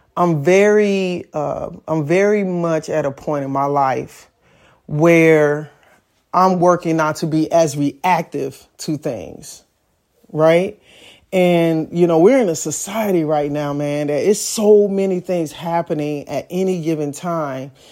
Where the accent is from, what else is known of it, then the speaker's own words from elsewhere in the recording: Chicago, Illinois, United States; I'm from Chicago, so driver's education was a curriculum that we had in school